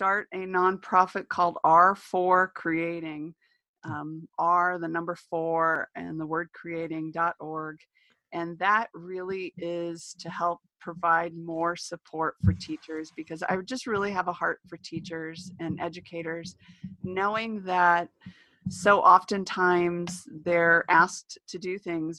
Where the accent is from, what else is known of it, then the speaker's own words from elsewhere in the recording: New Mexico, United States; I'm from New Mexico